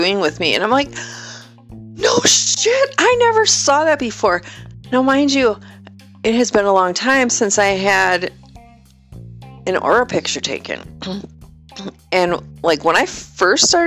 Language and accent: English; Wisconsin, United States; moved away; I was from Wisconsin